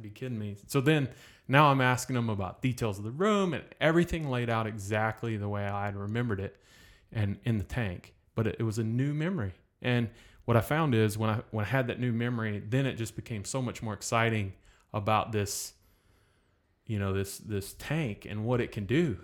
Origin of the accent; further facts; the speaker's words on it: North Carolina, United States; moved away as an adult; now in Destin, United States; I was born in North Carolina